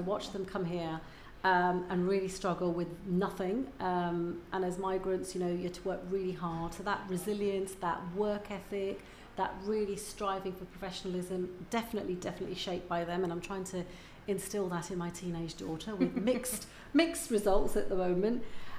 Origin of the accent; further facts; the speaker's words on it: India; Because I'm Indian, in case people didn't know that, and I miss so much about not having my parents around.